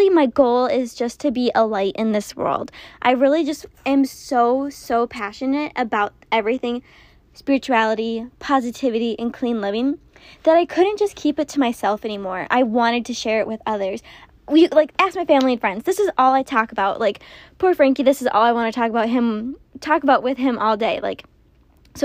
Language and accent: English; Minnesota, United States; moved away as an adult; now in Texas, United States; I am originally from Minnesota